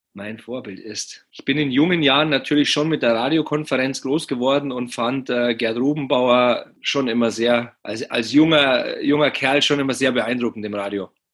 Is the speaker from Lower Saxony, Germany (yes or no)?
no; Penzberg, Bavaria, Germany; in meiner Heimatstadt Penzberg.